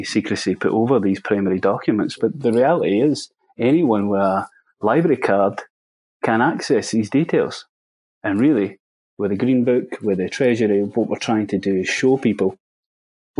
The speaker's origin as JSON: {"language": "English", "region": "Scotland", "country": "United Kingdom", "said": "I'm a Scottish Masonic researcher."}